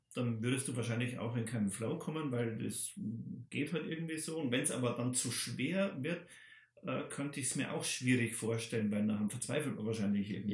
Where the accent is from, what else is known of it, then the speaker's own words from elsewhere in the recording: Bavaria, Germany; bei uns in Bayern